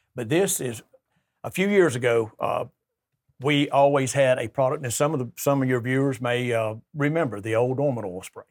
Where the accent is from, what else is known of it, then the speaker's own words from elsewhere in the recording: Troy, Alabama, United States; I'm from Troy.